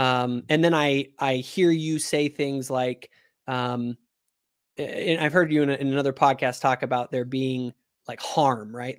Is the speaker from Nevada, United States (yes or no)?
yes; Reno, Nevada, United States; I grew up in Reno, Nevada.